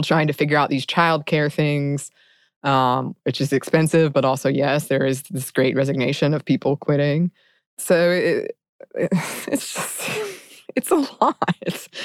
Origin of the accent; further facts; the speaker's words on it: United States; my experience as an American